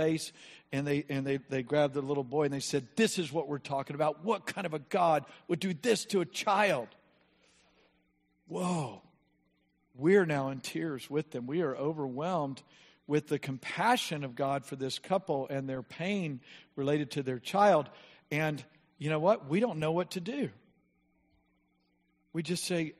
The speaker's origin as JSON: {"language": "English", "country": "United States", "said": "We're from America"}